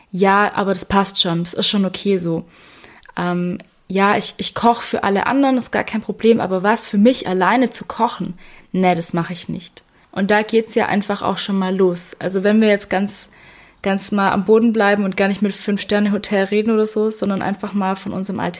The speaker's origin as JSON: {"language": "German", "region": "Baden-Württemberg", "country": "Germany", "said": "ich glaube, ich habe es schon mal erwähnt und man hört es auch, ich bin ein Schwabe."}